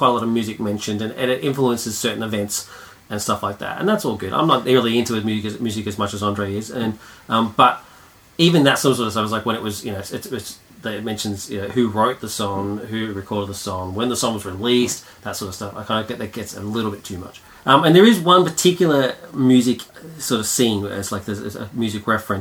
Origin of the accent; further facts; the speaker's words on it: Melbourne, Victoria, Australia; I'm from Melbourne